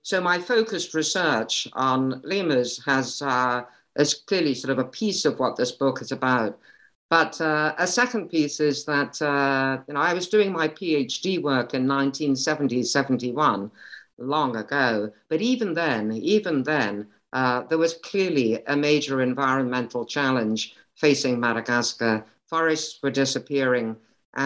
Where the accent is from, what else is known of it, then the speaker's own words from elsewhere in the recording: Kent, South East England, United Kingdom; moved away as an adult; also born or lived in Cambridge, United Kingdom / London, United Kingdom; now in Connecticut, United States; I grew up in the UK. I was born in Kent and raised there and went to school there